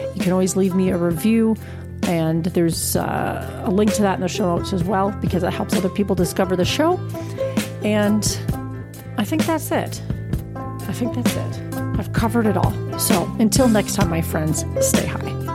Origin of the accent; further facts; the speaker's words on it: Canada; As a Canadian